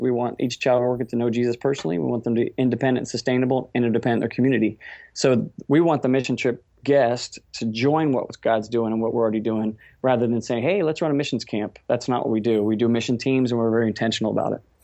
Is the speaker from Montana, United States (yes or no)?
no; Cincinnati, Ohio, United States; we're from Cincinnati, Ohio